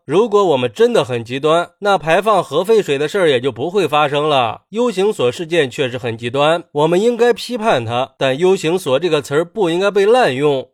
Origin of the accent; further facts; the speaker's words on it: China; 作为一个中国人